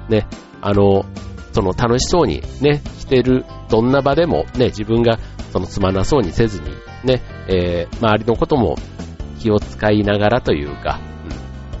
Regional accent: Kansai, Osaka, Japan; moved away; 僕なんか関西、大阪から来た

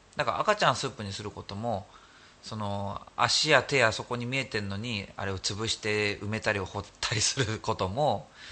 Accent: Kanazawa, Ishikawa, Japan; moved away; also born or lived in Tokyo; 高校が金沢の高校で、うん、で全県から集まってるクラスだったの

